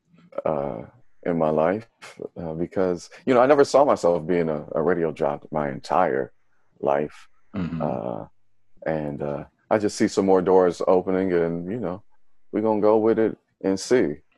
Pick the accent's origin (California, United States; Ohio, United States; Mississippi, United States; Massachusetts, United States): Ohio, United States; Dayton; Originally from, born and raised in Dayton, Ohio, the birthplace of funk music